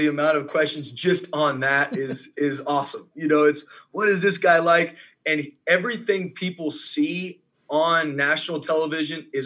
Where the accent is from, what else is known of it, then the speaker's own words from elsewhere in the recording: San Diego, California, United States; moved away; I'm from San Diego